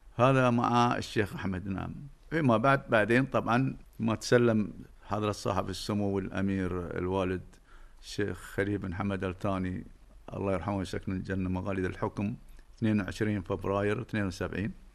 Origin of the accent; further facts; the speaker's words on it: Doha, Qatar; أنا ولدت في منطقة سوق وقف سنة 1949 تقريبا في البيت الكبير اللي ولد فيه والدي وجدي